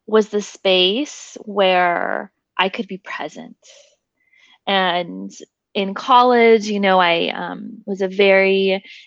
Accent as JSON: {"language": "English", "town": "Nashville", "region": "Tennessee", "country": "United States", "tie": "born or raised there", "said": "I was born and raised in Nashville, Tennessee"}